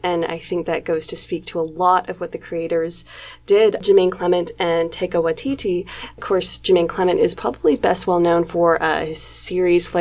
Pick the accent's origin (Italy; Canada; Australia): Canada; we are from Canada. We're based in Toronto.